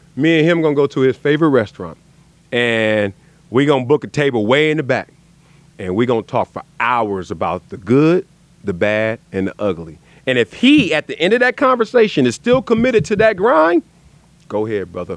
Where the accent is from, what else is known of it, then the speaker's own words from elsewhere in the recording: Los Angeles, California, United States; also born or lived in Compton; we moved from Compton to South Central.